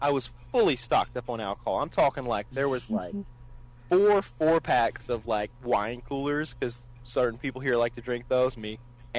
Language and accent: English; the South, United States; I'm from the South